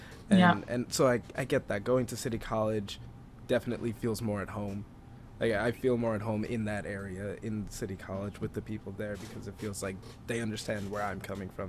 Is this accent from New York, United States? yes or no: yes; New York City, New York, United States; Growing up on Staten Island, the population is predominantly like Catholic Italian.